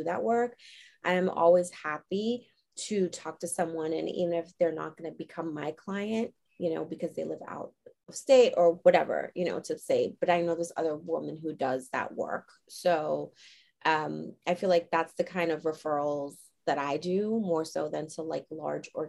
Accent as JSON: {"language": "English", "region": "New York", "country": "United States", "said": "I'm from New York."}